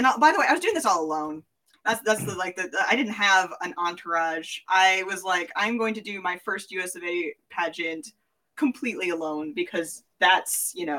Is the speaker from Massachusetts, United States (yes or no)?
no; Tennessee, United States; accent: Tennessee; However, I just went back into my like Tennessee accent when I started talking about this.